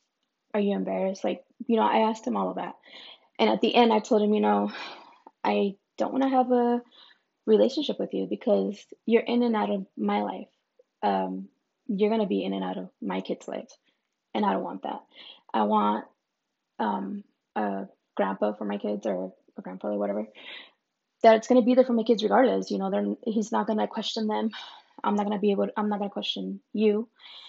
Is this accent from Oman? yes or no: no; Mexico; born there; when I was born in Mexico, my dad just lived, I guess, down the street.